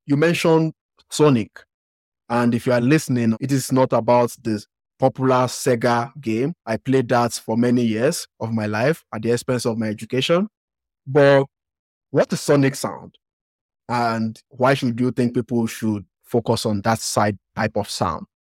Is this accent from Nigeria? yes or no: yes; Nigeria; accent: Western African; me coming from Nigeria